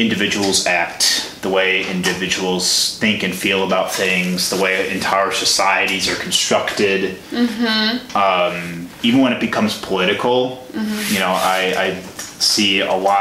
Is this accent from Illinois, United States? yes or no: yes; Chicago, Illinois, United States; I grew up in the suburbs of Chicago, south suburbs